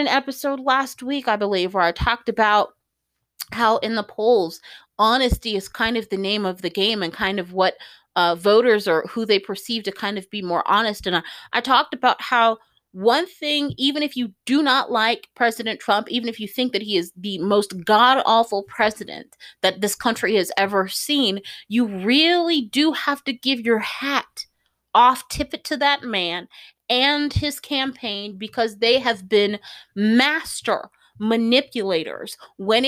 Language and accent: English; United States; I, as an American